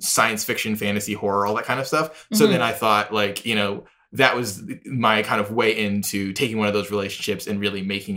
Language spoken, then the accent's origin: English; Houston, Texas, United States; moved away as an adult; also born or lived in Connecticut (college); now in New York, United States; I'm from Houston, Texas